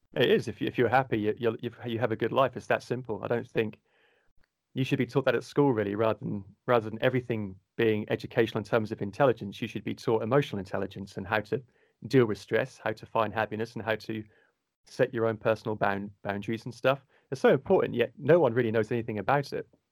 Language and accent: English; Cornwall, South West England, United Kingdom; accent: Cornwall tint; a low soft or cornwall tint to my voice accent